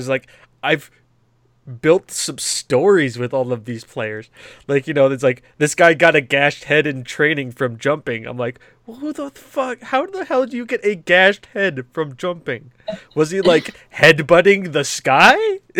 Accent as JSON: {"language": "English", "country": "United States", "said": "I'm an American"}